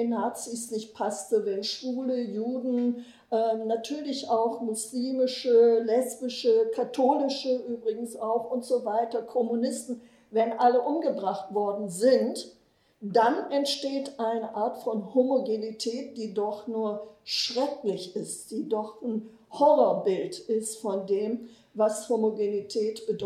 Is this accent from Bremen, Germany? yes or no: yes; Bremen, Germany; ich bin in Bremen groß geworden, protestantisch.